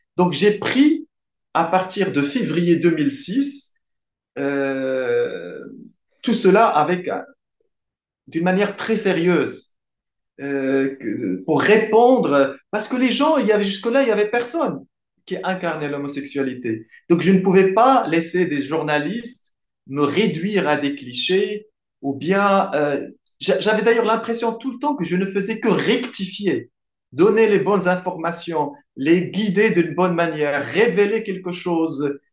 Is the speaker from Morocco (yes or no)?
yes; Morocco; first language Arabic; French is a second language; moved away as an adult; now in France; je suis marocain. Je suis né au Maroc en 1973 dans une famille euh, qui parle en arabe